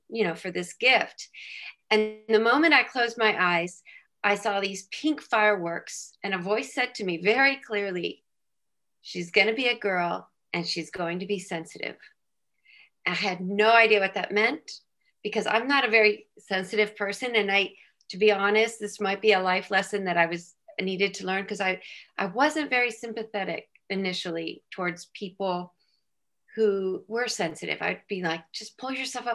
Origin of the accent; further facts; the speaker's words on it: San Diego, California, United States; moved away as an adult; also born or lived in Philadelphia; I'm from San Diego, California, and I married at age 25